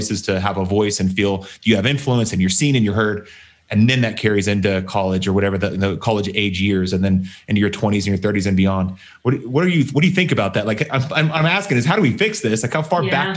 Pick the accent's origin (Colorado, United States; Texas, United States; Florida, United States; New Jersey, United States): Texas, United States; I was raised in Texas